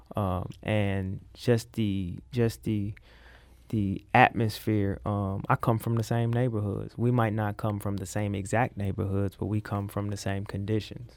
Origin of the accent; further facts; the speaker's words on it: St. Louis, Missouri, United States; I am from South Saint Louis, um, Gibson and Tower Grove area.